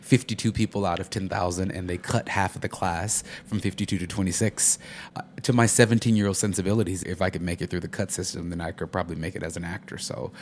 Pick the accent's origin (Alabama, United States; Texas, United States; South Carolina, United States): Alabama, United States; Fairfield; now in Chicago, United States; Fairfield is it's essentially like a three-mile city right next to Birmingham. So I'm from Birmingham, Alabama, but Fairfield is actually the town that I was actually born and raised in. And it's about 90 minutes from Atlanta.